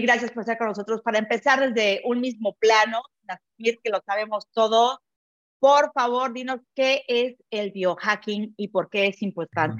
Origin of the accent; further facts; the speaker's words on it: Mexico; now in Barcelona, Spain; soy emprendedora mexicana, los saludo hoy desde Barcelona